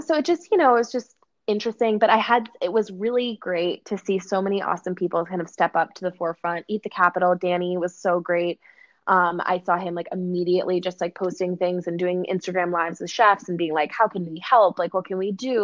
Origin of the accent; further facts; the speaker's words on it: Oshkosh, Wisconsin, United States; in the middle of my hometown in oshkosh wisconsin